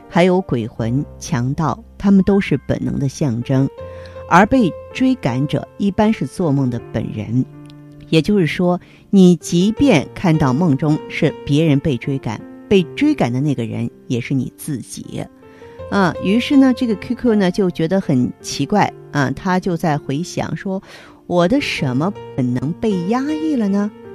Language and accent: Chinese; China; 我们生在中国